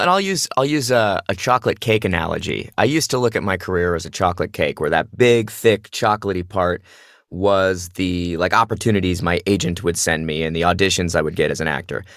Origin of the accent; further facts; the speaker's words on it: Phoenix, Arizona, United States; moved away as an adult; I grew up in Phoenix, Arizona doing theater.